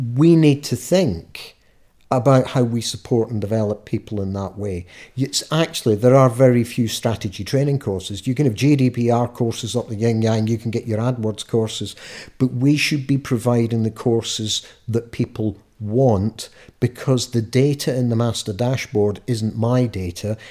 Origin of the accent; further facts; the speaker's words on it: Scot, Scotland, United Kingdom; being a Scot, we've got our own laws